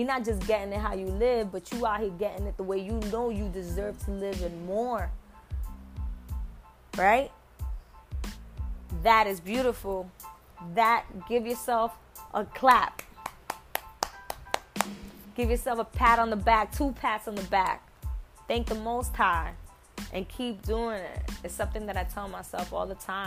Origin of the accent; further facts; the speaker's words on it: New York, United States; I'm from New York